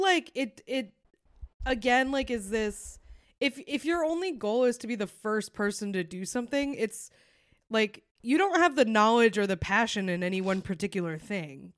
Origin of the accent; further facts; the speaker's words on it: Concord, New Hampshire, United States; St. Paul's, which is in my hometown.